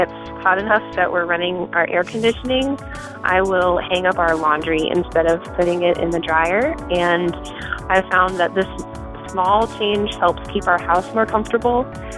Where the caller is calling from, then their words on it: Columbia, South Carolina, United States; I'm calling from Columbia, South Carolina.